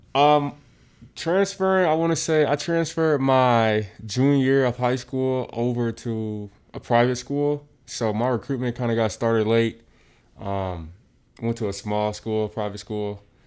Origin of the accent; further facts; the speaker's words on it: Pompano Beach, Florida, United States; growing up in South Florida, um, sports kinda is instilled in you early